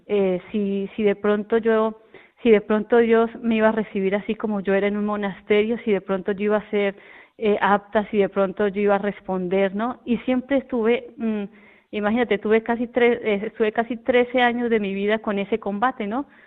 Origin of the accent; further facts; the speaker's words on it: Colombia; now in El Puerto de Santa María, Spain; nosotros somos de Colombia, de muy cerca de la capital, de Bogotá, que se llama un, pueblito, eh, que se llama Huaté